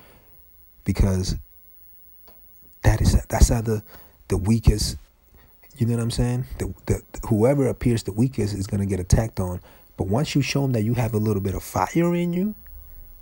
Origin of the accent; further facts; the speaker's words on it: New York, United States; I'm from New York, man, and I grew up fighting, defending myself